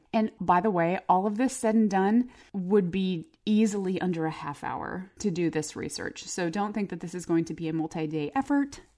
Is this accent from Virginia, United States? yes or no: no; Phoenix, Arizona, United States; I grew up in Phoenix